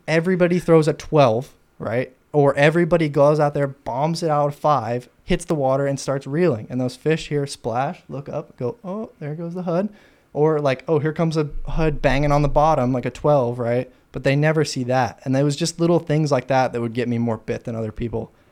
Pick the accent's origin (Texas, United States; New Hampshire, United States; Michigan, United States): Texas, United States; Fort Worth; now in Austin, United States; Fort Worth, Texas.